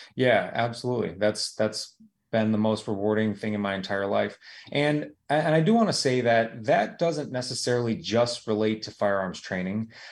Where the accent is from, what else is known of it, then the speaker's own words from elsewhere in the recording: United States; here in the United States